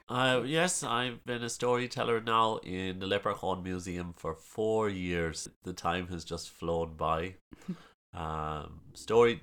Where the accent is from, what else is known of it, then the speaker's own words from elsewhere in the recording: Ballylongford, Munster, Ireland; As you can probably guess from the ridiculous accent, uh, I'm from County Kerry, small town of Ballylongford.